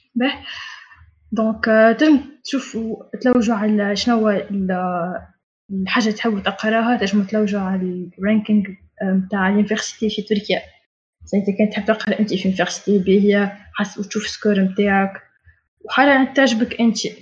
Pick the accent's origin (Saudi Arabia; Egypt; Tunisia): Tunisia; moved away as an adult; now in Turkey; عندنا في تونس